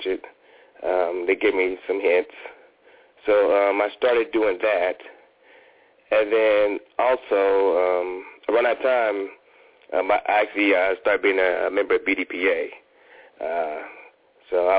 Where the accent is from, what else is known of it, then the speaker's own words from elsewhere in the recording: Ohio, United States; moved away as an adult; also born or lived in Washington, D.C. / Fort Worth, Texas; now in Atlanta, United States; I wanted to move closer to my home. I'm from Ohio.